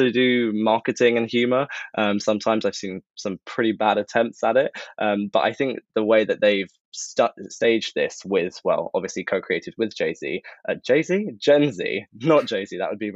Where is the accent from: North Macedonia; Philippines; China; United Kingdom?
United Kingdom; London; I'm from London, was born here, based here